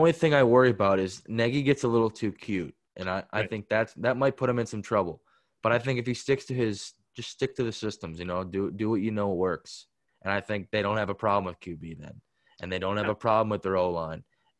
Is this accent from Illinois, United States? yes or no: yes; Chicago, Illinois, United States; I'm from Chicago. I'm a diehard Bears guy